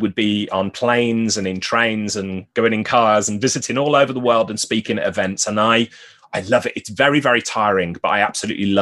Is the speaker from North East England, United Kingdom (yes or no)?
no; Birmingham, West Midlands, United Kingdom; now in Newcastle upon Tyne, United Kingdom; I'm originally from Birmingham, which is in the Midlands